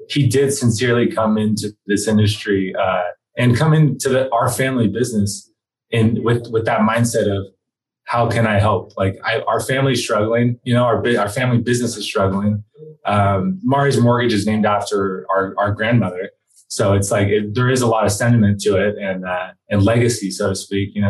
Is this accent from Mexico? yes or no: yes; Mexico; born there; first language Spanish; English is a second language; I'm a Mexican citizen. I was born in Mexico. People say you don't sound it.